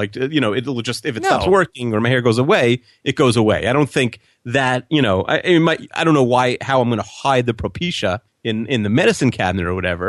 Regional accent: Long Island, New York, United States; You know, we grew up on Long Island, which I think you can have guns, but it's not really gun country

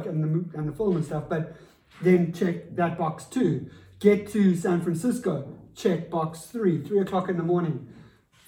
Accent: South Africa; as a South African coming from my environment

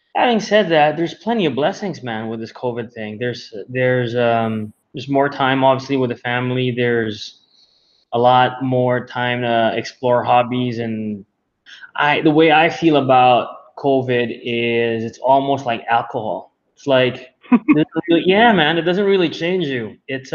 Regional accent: Manila, Metro Manila, Philippines; I was born and raised here in Manila, Philippines

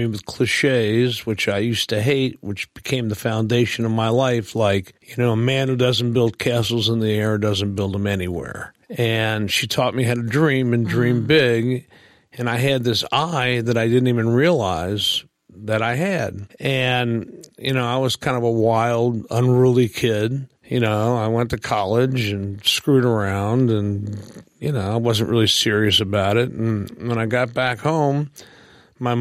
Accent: Cincinnati, Ohio, United States; moved away; also born or lived in Chicago, Illinois; I grew up in Cincinnati, Ohio, and in Chicago, Illinois

